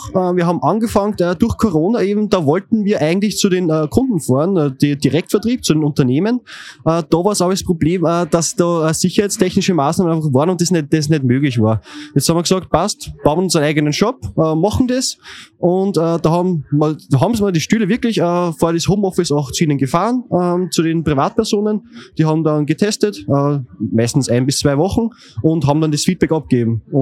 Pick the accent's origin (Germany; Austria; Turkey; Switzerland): Austria; Linz, Upper Austria; Grüß euch … ähm, und ich komme aus Linz.